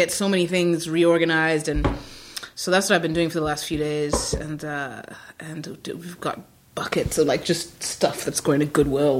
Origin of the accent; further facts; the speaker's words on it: New York, United States; I'm a New Yorker, too